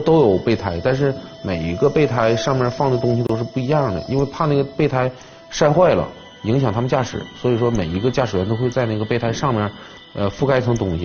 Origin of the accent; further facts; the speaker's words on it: China; 因为我是本地人，我也从事了多年刑侦工作